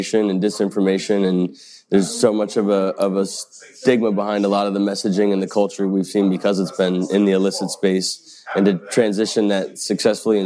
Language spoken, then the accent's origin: English; Schenectady, New York, United States; now in New York City, United States; Upstate New York originally, from Schenectady.